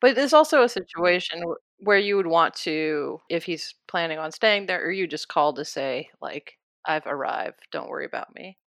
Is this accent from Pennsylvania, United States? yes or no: no; Iowa, United States; also born or lived in Kansas; I'm from Iowa, and I love Iowa